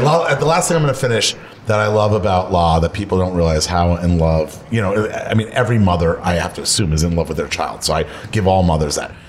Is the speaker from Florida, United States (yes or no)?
yes; Florida, United States; moved away; I grew up in Florida where the water is 83 degrees